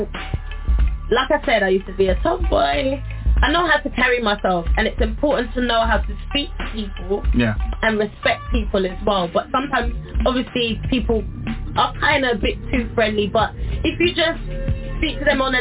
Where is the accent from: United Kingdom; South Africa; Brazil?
United Kingdom; Birmingham, West Midlands; my grandparents are Jamaican. I was born over here. I was born in Birmingham